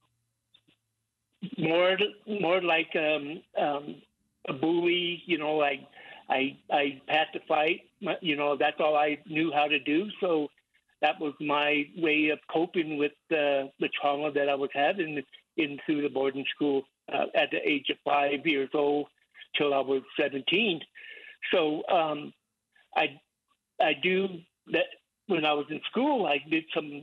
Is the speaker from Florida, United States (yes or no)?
no; Southern Ute Indian Reservation, Colorado, United States; I'm from the Southern Indian Reservation here in Colorado.